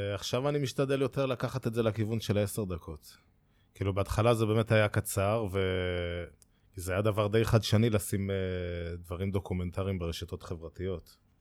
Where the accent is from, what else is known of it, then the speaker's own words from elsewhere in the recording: Kfar Saba, Central District, Israel; אני מכפר סבא, גולש כפר סבאי, וגרתי בשכונה שנקראת שכונת חיל הים